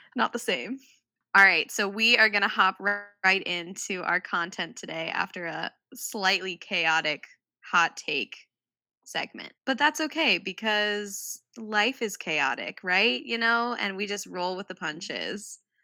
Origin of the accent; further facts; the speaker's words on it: Midwest, United States; I grew up in the Midwest